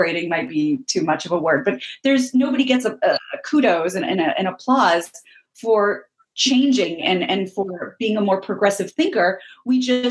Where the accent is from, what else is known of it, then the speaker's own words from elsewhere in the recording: Midwest, United States; growing up in the Midwest here in the middle of the country